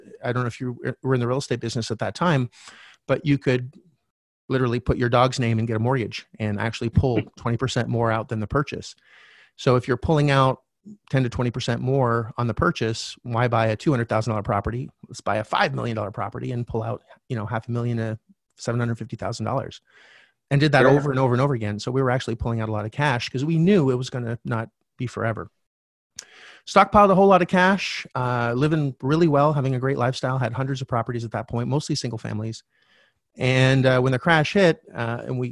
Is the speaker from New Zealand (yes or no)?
no; Canada; I'm originally from Canada.